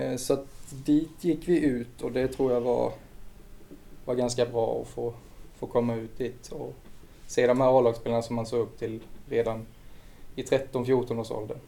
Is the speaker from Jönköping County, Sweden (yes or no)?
yes; Vetlanda, Jönköping County, Sweden; det var egentligen där vi växte upp. Det tillhör ju Vetlanda.